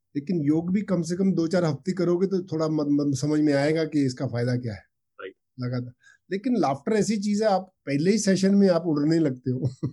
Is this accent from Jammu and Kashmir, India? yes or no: no; Ferozepur, Punjab, India; moved away as an adult; also born or lived in Amritsar / Mumbai; उन्होंने मुझे boarding school भेज दिया स्कूल में फिरोजपुर में वहाँ से मैं डिस्ट्रिक्ट में टॉप करके मेडिकल कॉलेज अमृतसर में